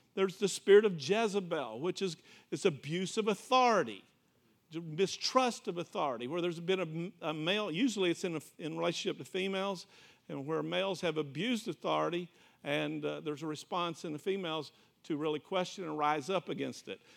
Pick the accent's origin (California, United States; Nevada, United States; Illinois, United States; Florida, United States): Florida, United States; I'm from Florida